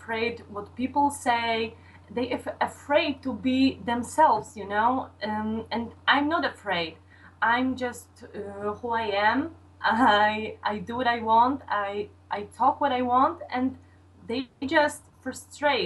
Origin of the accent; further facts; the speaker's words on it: Poland; I'm from Poland.